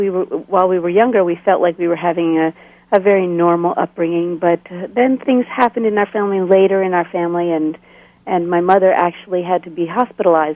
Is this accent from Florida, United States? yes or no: no; outside Philadelphia, Pennsylvania, United States; moved away as an adult; also born or lived in Bolivia / Switzerland; now in Lancaster, United States; I grew up in Pennsylvania, a short distance out of Philadelphia, on what they call the main line.